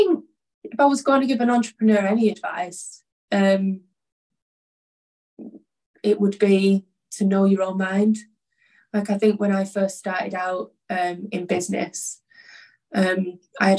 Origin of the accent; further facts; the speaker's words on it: Oldham, North West England, United Kingdom; I'm from Oldham originally. Like, I grew up in a very working class environment